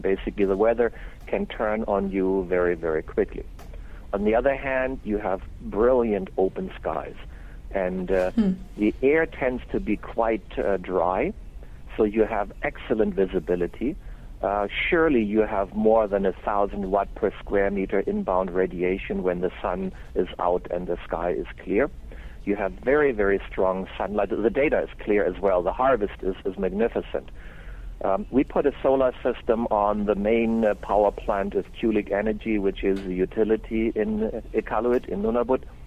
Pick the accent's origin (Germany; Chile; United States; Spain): Germany; moved away as an adult; now in Canada; am actually German born and raised